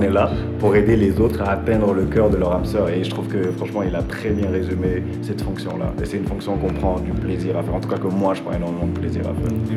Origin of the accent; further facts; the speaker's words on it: Benin; also born or lived in Senegal; je suis béninois, genre, euh, j'ai une grosse influence sénégalaise aussi